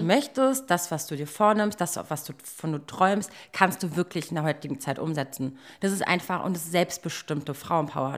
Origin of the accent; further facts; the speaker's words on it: Berlin, Germany; ich bin echt gebürtige Berlinerin.